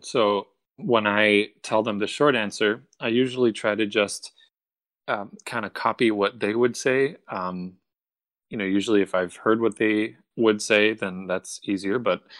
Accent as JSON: {"language": "English", "town": "Cincinnati", "region": "Ohio", "country": "United States", "tie": "born or raised there", "also_born_or_lived": "Florence, Italy", "said": "I grew up in both places. I grew up in Cincinnati, Ohio, and in Florence, Italy."}